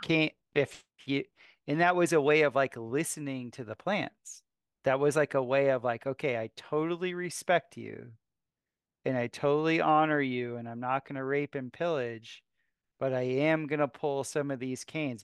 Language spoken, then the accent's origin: English; South Florida, United States; also born or lived in Costa Rica / Asia; now in Missouri, United States; I grew up in South Florida